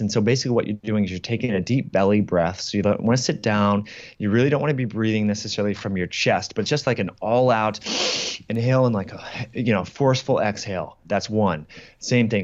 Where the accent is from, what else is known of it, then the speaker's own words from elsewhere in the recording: Kirkland, Washington, United States; a place here in Kirkland, uh, in my hometown that I used to go